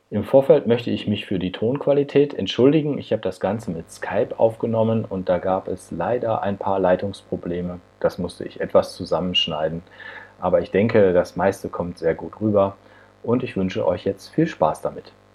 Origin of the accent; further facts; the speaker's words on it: Ruhr area, North Rhine-Westphalia, Germany; Das ist ja Ruhrgebiet, da komme ich ja auch her